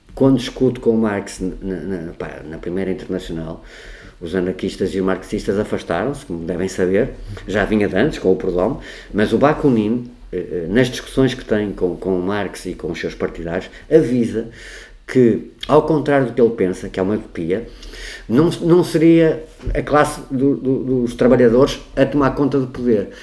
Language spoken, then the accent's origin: Portuguese; Porto, Norte, Portugal; nasci no Porto, tenho 55 anos